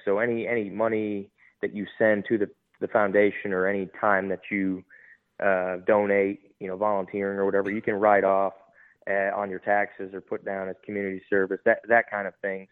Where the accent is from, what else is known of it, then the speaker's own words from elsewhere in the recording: Detroit, Michigan, United States; moved away as an adult; now in Texas, United States; I was born and raised in Detroit, Michigan.